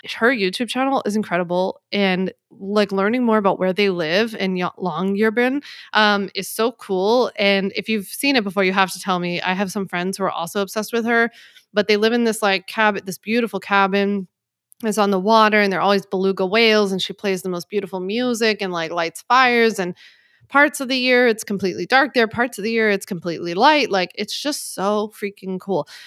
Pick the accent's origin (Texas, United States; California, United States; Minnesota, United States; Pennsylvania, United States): Pennsylvania, United States; Philadelphia; now in Long Island, United States; I grew up in Philly